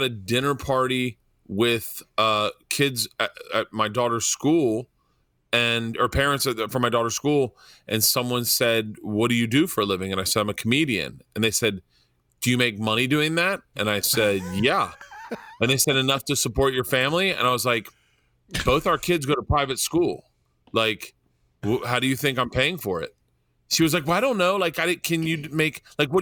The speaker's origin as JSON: {"language": "English", "country": "United States", "accent": "American", "said": "American accent"}